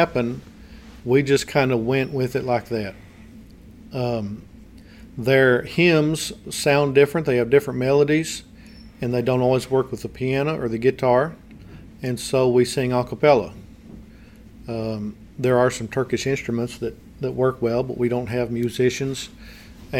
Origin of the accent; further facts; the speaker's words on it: United States; moved away as an adult; we know American culture because we grew up here